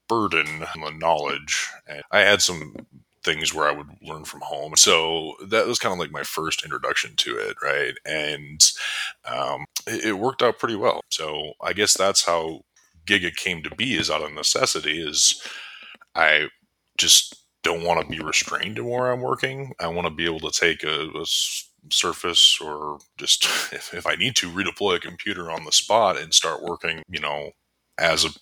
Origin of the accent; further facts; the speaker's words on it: Pick City, North Dakota, United States; now in Fargo, United States; I was born and raised in North Dakota.